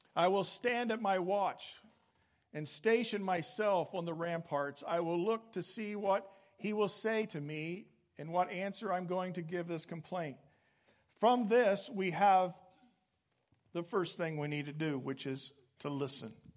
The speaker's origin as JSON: {"language": "English", "region": "Midwest", "country": "United States", "tie": "born or raised there", "said": "I came back from some graduate studies uh, to my hometown"}